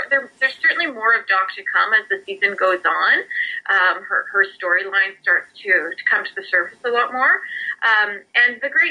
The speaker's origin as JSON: {"language": "English", "region": "Saskatchewan", "country": "Canada", "also_born_or_lived": "Toronto", "moved": "yes", "said": "I'm from Saskatchewan, I'm from the prairies, and I had moved out to Toronto"}